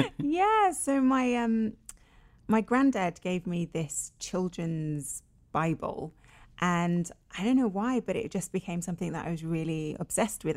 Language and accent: English; London, United Kingdom; I was born and raised in London, in Finsbury Park, which is a very multicultural area in London